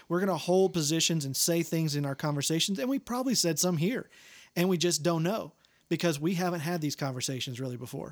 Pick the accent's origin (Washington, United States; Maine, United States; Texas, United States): Texas, United States; Longview; seventy-five miles south of that, Longview